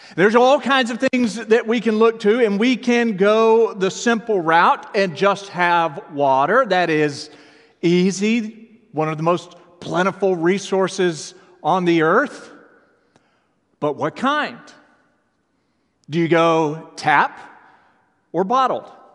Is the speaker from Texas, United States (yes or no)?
yes; Texas, United States; moved away; I grew up in Texas